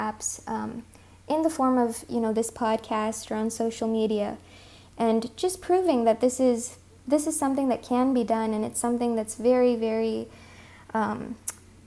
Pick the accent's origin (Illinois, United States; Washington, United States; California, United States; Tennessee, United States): California, United States; first language Hindi; also born or lived in India; I'm from California